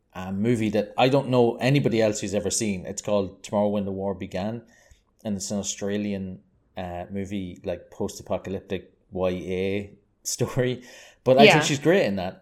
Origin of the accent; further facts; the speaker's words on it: Ireland; I'm Irish